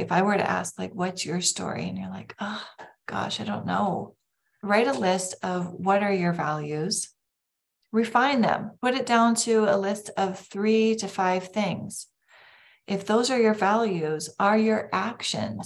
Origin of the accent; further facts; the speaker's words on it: Lake Country, Minnesota, United States; I grew up in Lake Country in Minnesota.